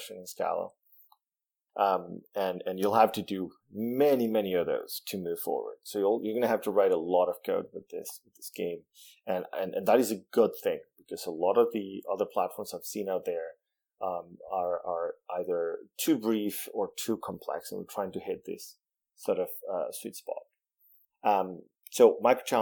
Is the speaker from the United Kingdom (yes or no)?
no; Venezuela; first language Spanish; English is a second language; I was born and raised in Venezuela. Spanish is my first language